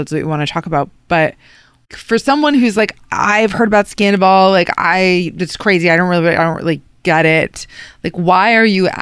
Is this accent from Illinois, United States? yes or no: no; New York, United States; I'm from New York